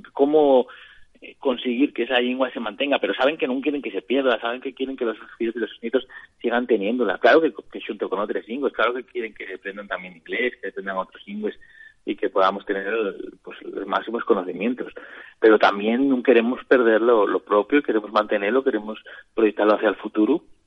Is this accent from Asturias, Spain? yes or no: yes; Asturias, Spain; tenemos en Asturias